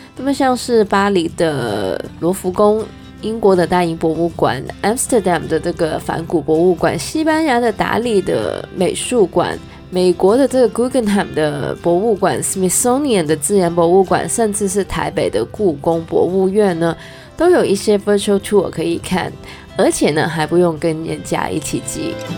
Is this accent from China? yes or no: no; Canada; 虽然我是加拿大人，但是我还真的没有去过Montreal